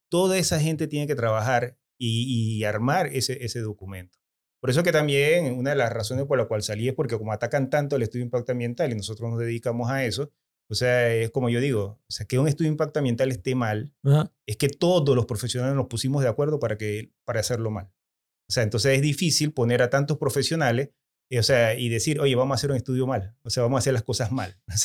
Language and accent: Spanish; Chitré, Herrera, Panama; Yo soy de Chitré.